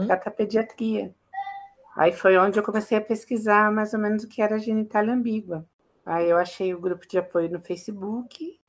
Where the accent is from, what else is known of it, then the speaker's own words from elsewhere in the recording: Campo Limpo Paulista, São Paulo, Brazil; eu nasci em São Paulo, só nasci em São Paulo, mas eu sempre morei em Campo Limpo Paulista